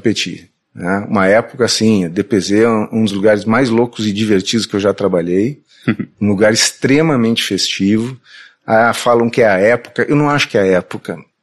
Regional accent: Porto Alegre, Rio Grande do Sul, Brazil; accent: gaúcho; moved away as an adult; also born or lived in Belém, Pará; now in São Paulo, Brazil; eu, apesar de eu ser bem gaúcho, colorado, é, ser, ser muito, ter esse sotaque e ser considerado gaúcho, eu sou paraense

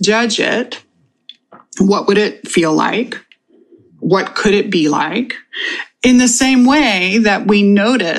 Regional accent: Texas, United States; I am from Texas

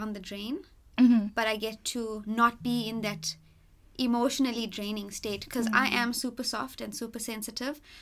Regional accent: Eastern Cape, South Africa; moved away as an adult; also born or lived in Johannesburg, South Africa; now in Durban, South Africa; Before Durban, I was born and raised in the Eastern Cape, and then I lived in Joburg for 5 years

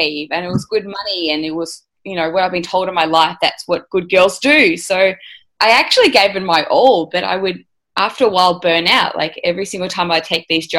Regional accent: Melbourne, Victoria, Australia; I'm from Melbourne, Australia. So grew up, went to university

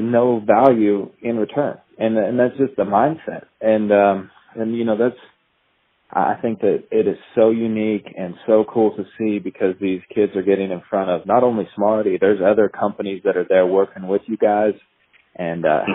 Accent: Idaho, United States; I grew up in Idaho

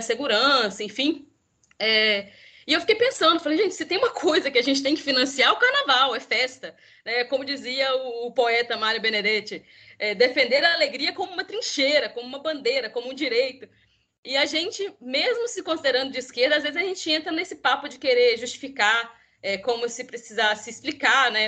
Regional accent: Minas Gerais, Brazil; eu sou mineira, então vou falar um pouco da capital mineira, apesar de não conhecer o carnaval de BH, eu sou do interior

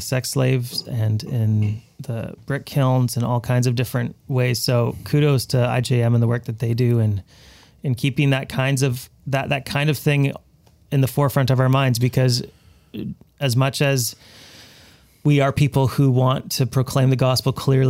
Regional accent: Abbotsford, British Columbia, Canada; Well, we're all from Abbotsford, but a little bit of your own familiar faces, I'll say it that way.

